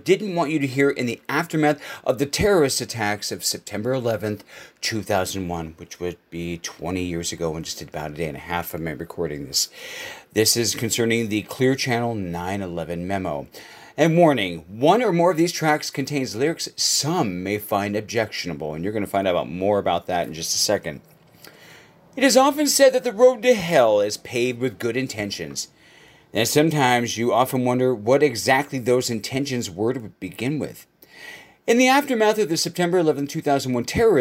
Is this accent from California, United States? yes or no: yes; Los Angeles, California, United States; my hometown of Los Angeles